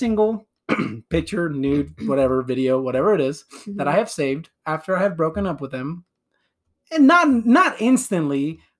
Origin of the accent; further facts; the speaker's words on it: California, United States; I was born in California